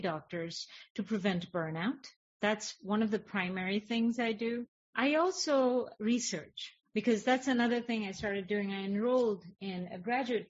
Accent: India; moved away; I was raised in India

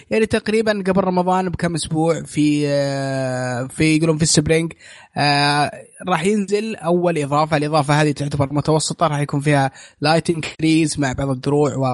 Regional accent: Saudi Arabia; وما في رد رسمي من من عندنا في السعوديه

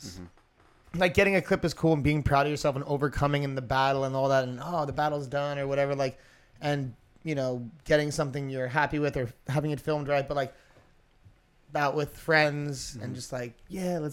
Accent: New York, United States; accent: New York; I'm from New York.

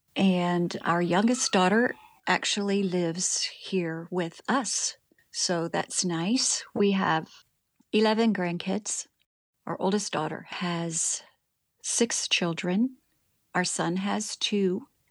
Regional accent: Springfield, Ohio, United States; moved away as an adult; also born or lived in Texas; now in Rotorua, New Zealand; I was born in Springfield, Ohio, in the United States of America, which is where I was raised

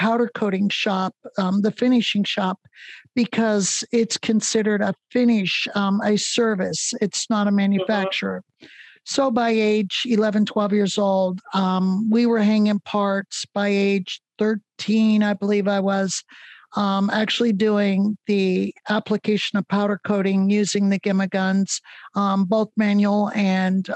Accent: northwestern Pennsylvania, United States; I grew up in Pennsylvania, northwestern Pennsylvania

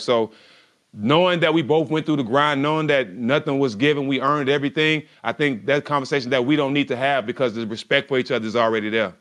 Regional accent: Port Arthur, Texas, United States; also born or lived in Houston, Texas; I was raised in Port Arthur, Texas, about an hour and a half away. My mom moved to Port Arthur when I was like four or five years old.

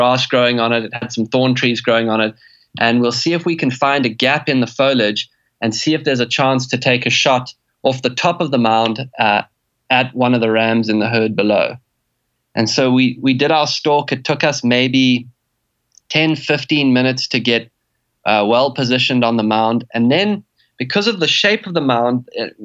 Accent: South Africa

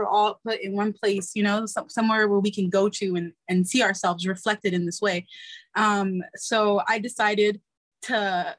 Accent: United States; I'm born American citizen here. My mother came, I'm first generation

